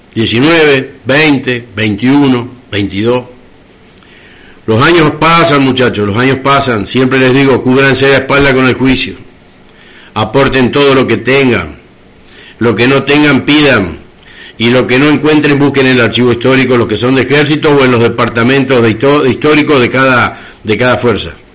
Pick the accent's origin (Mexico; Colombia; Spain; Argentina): Argentina; como argentinos